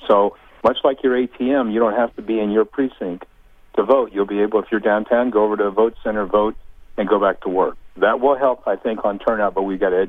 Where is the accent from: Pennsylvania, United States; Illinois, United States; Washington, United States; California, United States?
Pennsylvania, United States; now in Indiana, United States; I grew up in Pennsylvania.